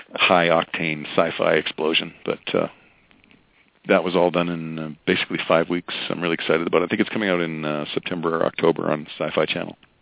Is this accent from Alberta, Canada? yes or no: yes; Alberta, Canada; my hometown in Alberta